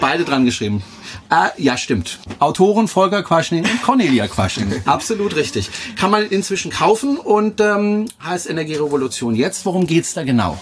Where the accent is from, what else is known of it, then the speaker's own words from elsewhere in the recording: Freiburg, Baden-Württemberg, Germany; moved away; Ich komme ja ursprünglich aus Freiburg